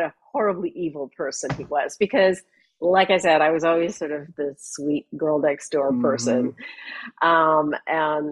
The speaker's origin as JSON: {"language": "English", "country": "Canada", "tie": "born or raised there", "also_born_or_lived": "London", "moved": "as an adult", "said": "I grew up in Canada"}